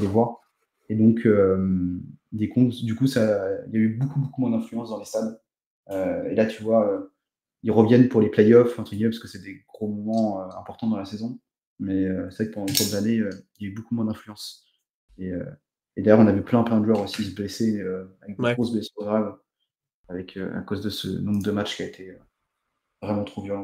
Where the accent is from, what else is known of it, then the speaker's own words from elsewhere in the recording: Portugal; je suis portugais